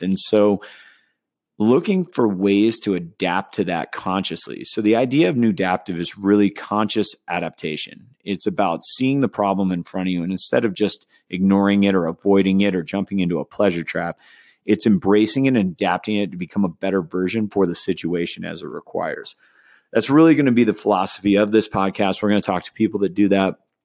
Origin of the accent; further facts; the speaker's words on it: Southern California, United States; now in Denver, United States; I grew up in Southern California, uh, as well as Northern California